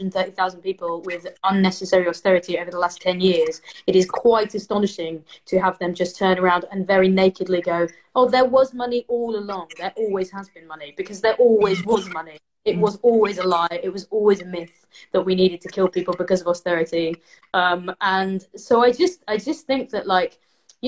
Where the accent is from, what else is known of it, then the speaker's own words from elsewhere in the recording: Leicester, East Midlands, United Kingdom; I'm in Leicester, I'm from Leicester